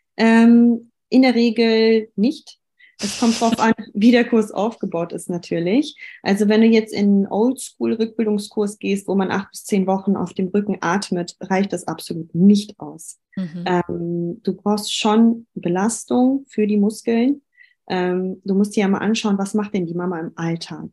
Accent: Düsseldorf, North Rhine-Westphalia, Germany; Ich komme aus Düsseldorf

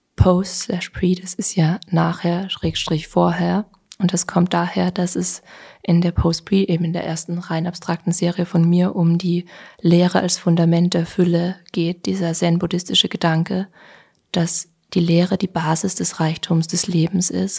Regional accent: Vienna, Austria; also born or lived in Berlin; Wien doch meine Heimat ist

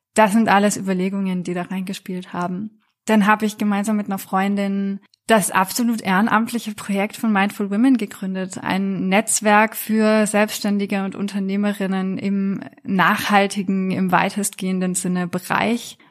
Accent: France; now in Germany; Ich bin in Frankreich aufgewachsen

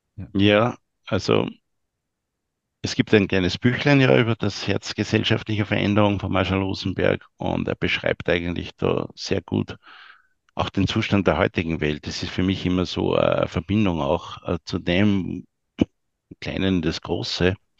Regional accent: Austria; wir als Österreicher

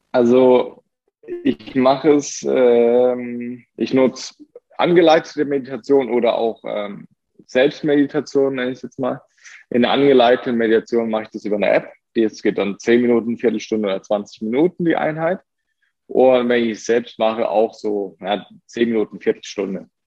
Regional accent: Germany; bei uns in Deutschland

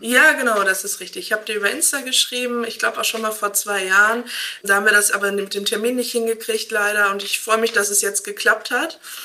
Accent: Hamm, North Rhine-Westphalia, Germany; ich komme aus Hamm

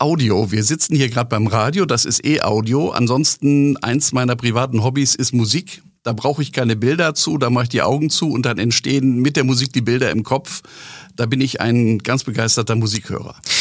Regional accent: Northern Germany, Germany; Als Norddeutscher

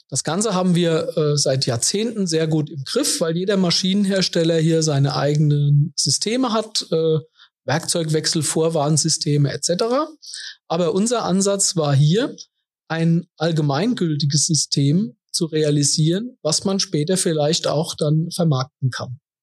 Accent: Kaiserslautern, Rhineland-Palatinate, Germany; Ich bin gebürtiger Kaiserslauterer

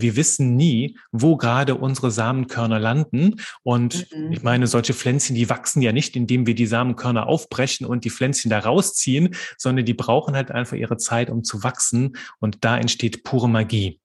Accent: Belgium; moved away as an adult; also born or lived in Aachen, Germany / Liège, Belgium / Marburg, Germany; now in Kerpen, Germany; bin gebürtiger Belgier und wohne heute in Kerpen bei Köln.

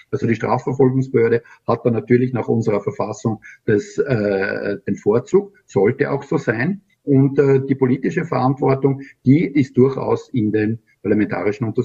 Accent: Austria; letztes Jahr haben wir noch sehr gut äh, im äh, Korruptionsindex abgeschlossen als Österreicher.

